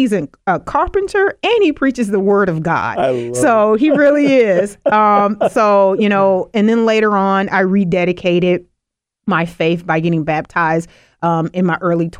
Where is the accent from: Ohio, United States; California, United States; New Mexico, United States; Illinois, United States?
Illinois, United States; also born or lived in Louisiana; Yeah, and then moved up here and been in the Lake County area ever since. I've grown up here. I've worked here, went to school in Illin